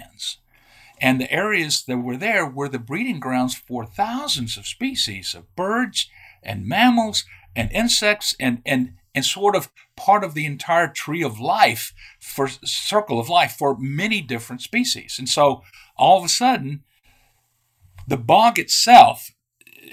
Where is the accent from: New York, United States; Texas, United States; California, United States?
Texas, United States; I'm from Texas